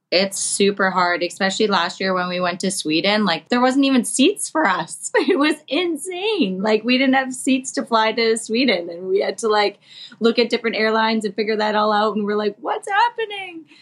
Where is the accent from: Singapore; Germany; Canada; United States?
Canada; us Canadians